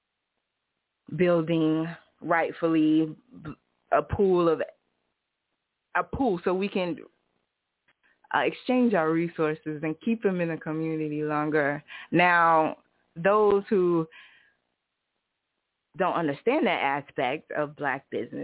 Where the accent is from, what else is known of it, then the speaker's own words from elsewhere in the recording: Tulsa, Oklahoma, United States; I'm from Tulsa